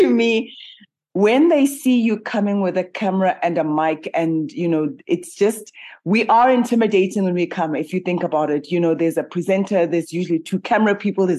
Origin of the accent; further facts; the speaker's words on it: South Africa; I'm a South African